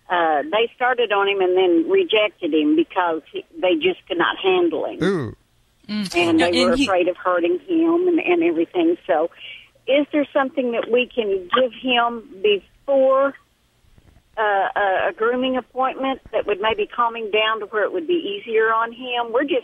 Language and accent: English; Texas, United States; accent: southern; I'm from Texas.